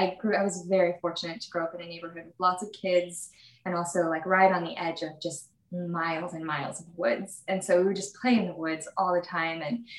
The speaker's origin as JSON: {"language": "English", "town": "Salt Lake City", "region": "Utah", "country": "United States", "tie": "born there", "said": "So I was actually born in Salt Lake City and I didn't grow up there."}